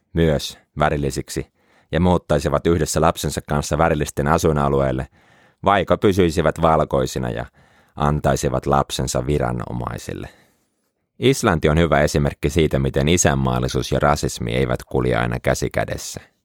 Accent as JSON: {"language": "Finnish", "town": "Helsinki", "region": "Uusimaa", "country": "Finland", "tie": "born or raised there", "moved": "yes", "lives_now": "Jyväskylä, Finland", "said": "Pelasin pienempänä jalkapalloa ja asuin Helsingin Pikkuopalahdessa"}